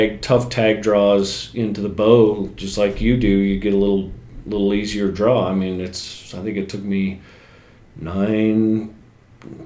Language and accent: English; Jackson, Wyoming, United States; My home state of Wyoming